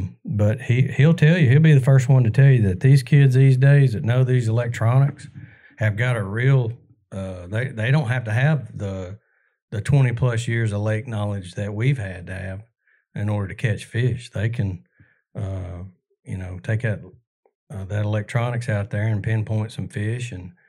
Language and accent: English; Alabama, United States; I grew up out in Cleburne County